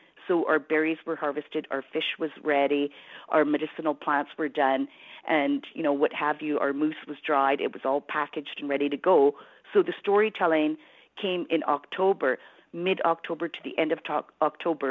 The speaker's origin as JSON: {"language": "English", "town": "Prince Rupert", "region": "British Columbia", "country": "Canada", "tie": "born or raised there", "also_born_or_lived": "Fort Babine, British Columbia", "moved": "yes", "lives_now": "Smithers, Canada", "said": "I grew up in Prince Rupert, but spent, you know, a lot of time in Fort Babine. That's where my family is from."}